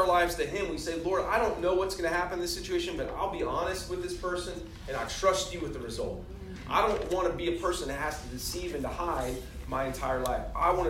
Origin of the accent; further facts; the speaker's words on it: the South, United States; I grew up in the South. I'm a Christian. I'm not a Muslim or a Hindu, so I'm a Christian.